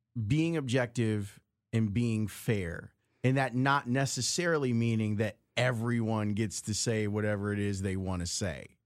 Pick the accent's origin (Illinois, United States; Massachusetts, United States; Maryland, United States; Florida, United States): Illinois, United States; Chicago; I grew up on the south side of the city